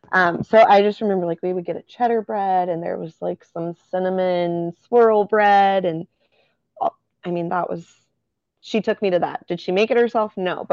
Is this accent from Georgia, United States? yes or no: no; Texas, United States; so I grew up in Texas